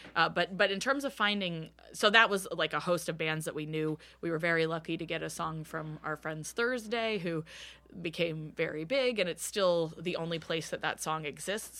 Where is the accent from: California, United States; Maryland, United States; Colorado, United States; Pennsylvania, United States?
Maryland, United States; Bowie; also born or lived in Washington, D.C. metropolitan area; now in Philadelphia, United States; I grew up in Bowie, Maryland, which is a suburb of DC